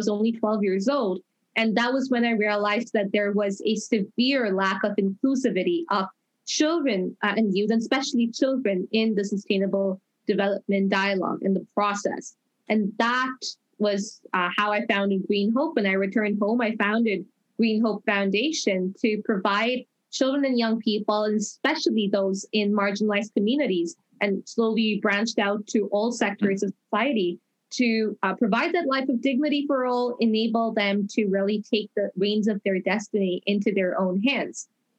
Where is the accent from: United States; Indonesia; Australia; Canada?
Canada; Toronto, Ontario; I am from Toronto, Canada. I'm also the only Canadian to win the International Children's Peace Prize